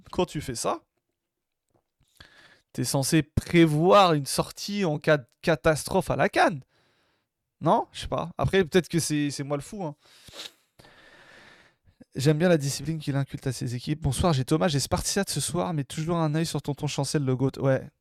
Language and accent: French; Algeria; Moi, en tant qu'Algérien, je dis pas non.